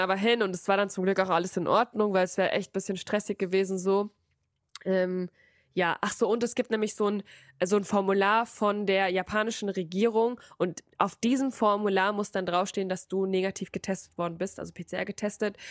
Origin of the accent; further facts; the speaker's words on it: Frankfurt, Hesse, Germany; ich komme aus Frankfurt